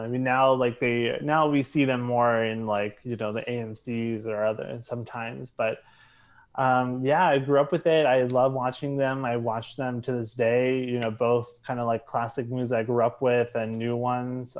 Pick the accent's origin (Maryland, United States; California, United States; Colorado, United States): Maryland, United States; Charles County, southern; moved away as an adult; now in New York City, United States; I was born in in Maryland, um, and I was uh, I was raised there. Uh, I grew up in this uh, in southern Maryland, in a uh, place called Charles County